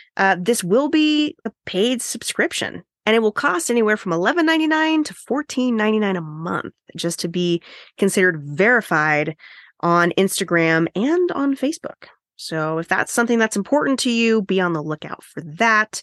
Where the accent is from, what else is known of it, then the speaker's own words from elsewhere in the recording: United States; I'm American